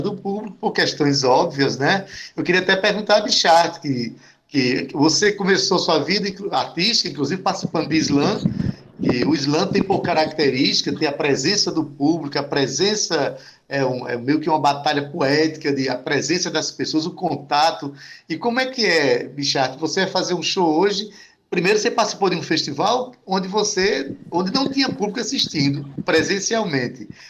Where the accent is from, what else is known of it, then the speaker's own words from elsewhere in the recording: Paraíba, Brazil; a gente nasceu aqui mesmo